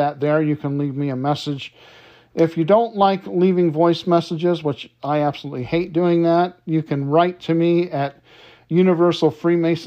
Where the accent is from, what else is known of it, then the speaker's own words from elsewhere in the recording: Detroit, Michigan, United States; a very good friend of mine that I grew up with in Detroit